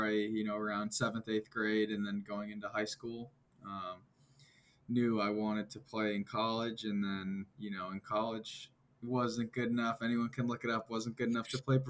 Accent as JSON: {"language": "English", "town": "Hopkinton", "region": "Massachusetts", "country": "United States", "tie": "born or raised there", "said": "I grew up around Babson in Hopkinton, Massachusetts, so about half hour west of Boston"}